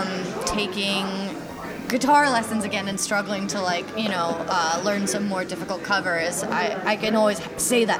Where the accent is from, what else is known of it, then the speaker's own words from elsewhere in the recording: Oregon, United States; I'm from the West Coast. I'm from Oregon.